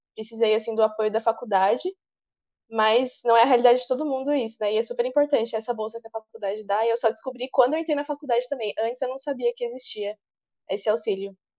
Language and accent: Portuguese; São Paulo, Brazil; moved away as an adult; now in Santos, Brazil; eu sou de São Paulo, sou da capital de São Paulo, do Butantã, mas hoje, agora, eu tô aqui em Santos